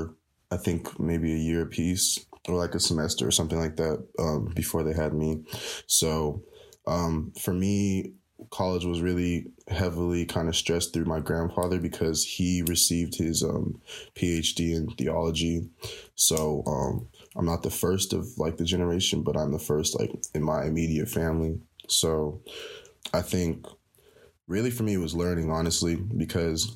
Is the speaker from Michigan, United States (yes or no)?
no; Rialto, California, United States; I am from Rialto, Southern California